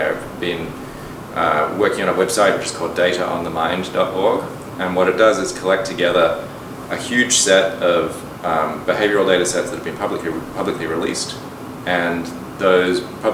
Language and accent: English; Perth, Western Australia, Australia; moved away; also born or lived in London, United Kingdom; So I grew up in Australia. I was born in London, and my parents moved to Australia when I was 8 years old.